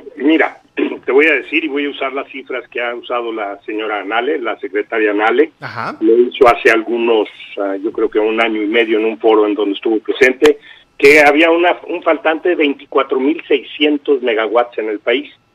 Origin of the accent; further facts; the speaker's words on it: Mexico; nosotros como mexicanos